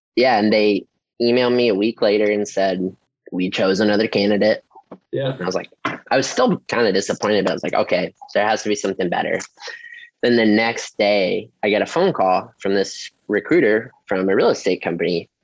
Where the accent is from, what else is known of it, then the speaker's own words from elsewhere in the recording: Ohio, United States; moved away as an adult; also born or lived in San Diego, California; now in La Mesa, United States; Born and raised in Ohio, Okay. like town of 900